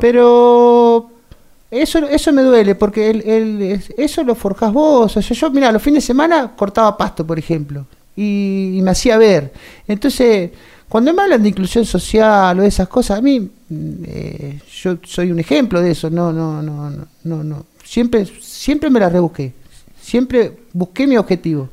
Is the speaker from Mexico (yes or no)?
no; Bransen, Argentina; nací acá, pero me crié en el campo hasta los 12 años